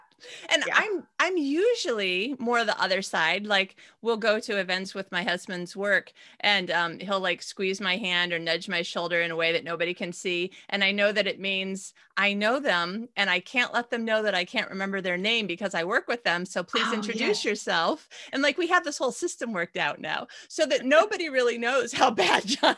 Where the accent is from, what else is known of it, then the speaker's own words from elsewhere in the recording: Austria; I'm still from Austria.